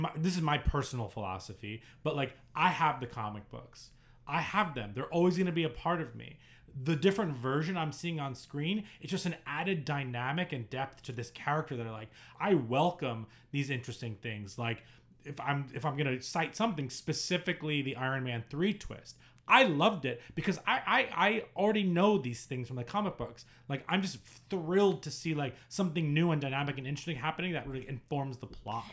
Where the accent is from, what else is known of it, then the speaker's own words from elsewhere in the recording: New York, United States; I'm growing up in New York as a Knicks fan